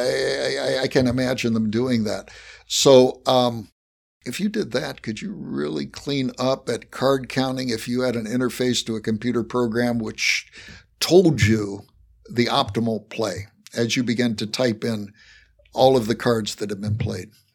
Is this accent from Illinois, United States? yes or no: no; West Virginia, United States; accent: Appalachian; moved away; I was born in West Virginia, so I have mastered an Appalachian accent.